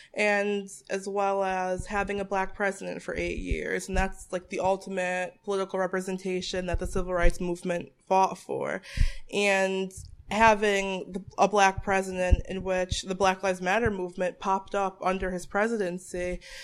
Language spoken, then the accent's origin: English; Bristol, Connecticut, United States; also born or lived in Boston area; I was born and raised in Bristol, Connecticut